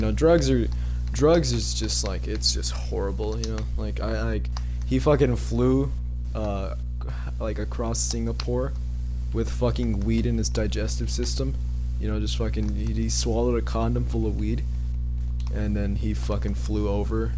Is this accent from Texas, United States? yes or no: yes; Texas, United States; born or raised there